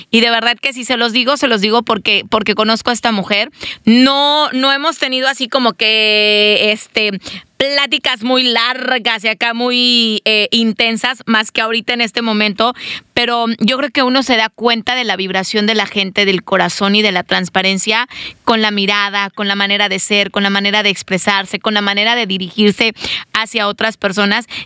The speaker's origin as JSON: {"language": "Spanish", "country": "Mexico", "moved": "yes", "said": "uno como mexicano mete el spanglish, ¿no? Como latino ahí se te trabalean las lenguas."}